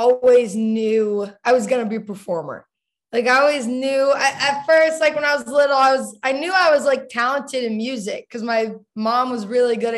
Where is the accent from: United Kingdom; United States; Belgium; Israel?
United States; Dallas, Texas; I grew up in Dallas, Texas